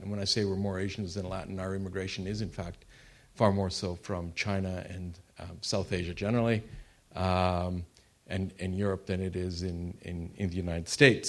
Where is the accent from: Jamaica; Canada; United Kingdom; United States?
Canada; I am Canadian